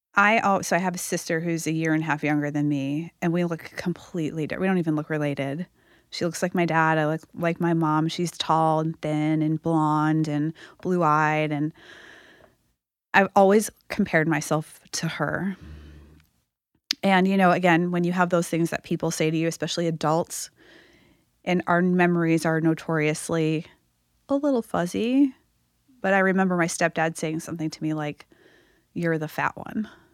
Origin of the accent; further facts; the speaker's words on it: Massachusetts, United States; moved away; I grew up in Massachusetts